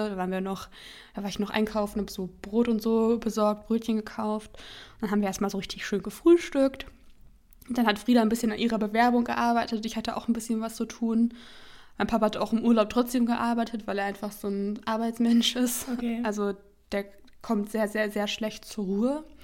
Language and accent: German; near Hanover, Lower Saxony, Germany; now in Berlin, Germany; ich komme aus der Nähe von Hannover